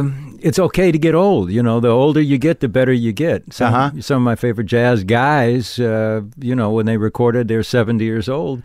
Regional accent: Racine, Wisconsin, United States; Racine, Wisconsin.

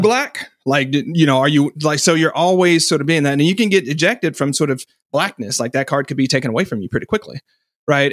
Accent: Fort Smith, Arkansas, United States; I grew up in Fort Smith, Arkansas, which is right on the, um, western border

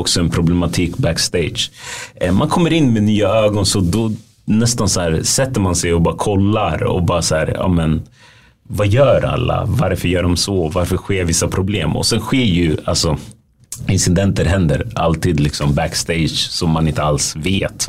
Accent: Västerås, Västmanland, Sweden; moved away as an adult; also born or lived in United States; now in Stockholm, Sweden; jag är ju född och uppvuxen i Sverige

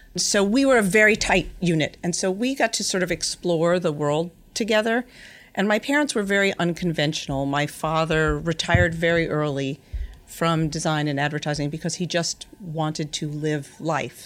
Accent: Yonkers, New York, United States; I was born in Yonkers, New York, something I don't actually say out loud that often, but I grew up in the house that my mother was literally born

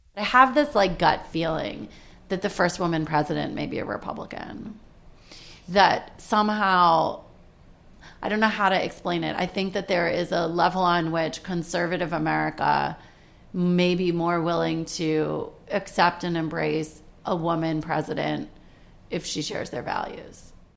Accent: Washington, District of Columbia, United States; moved away as an adult; now in New York, United States; I grew up in Washington, D.C., which is in a completely democratic neighborhood.

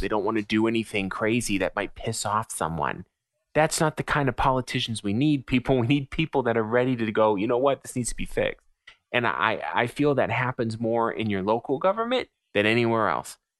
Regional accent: United States; I'm an American.

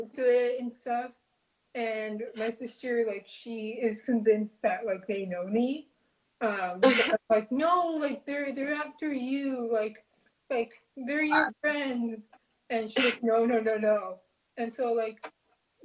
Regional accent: Southern Arizona, United States; now in Seattle, United States; since moving up to Seattle, I grew up in Southern Arizona

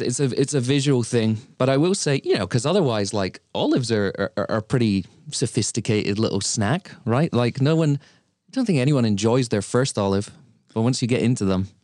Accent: Lincoln, East Midlands, United Kingdom; now in New York City, United States; my hometown, Lincoln, where I grew up in the U K

